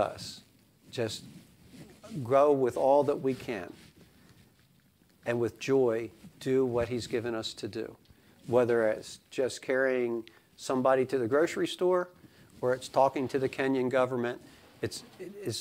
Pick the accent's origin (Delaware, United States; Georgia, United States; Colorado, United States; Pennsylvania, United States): Delaware, United States; Sussex County; accent: Sussex County; I live in Argo's Corner. My accent is Sussex County.